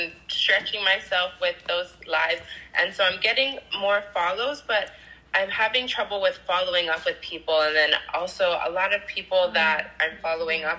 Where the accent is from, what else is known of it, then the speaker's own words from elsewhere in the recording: Hawaii, United States; I'm from Hawaii